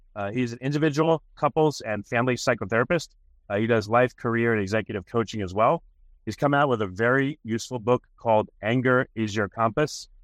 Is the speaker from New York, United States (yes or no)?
yes; New York, United States; moved away; I'm from New York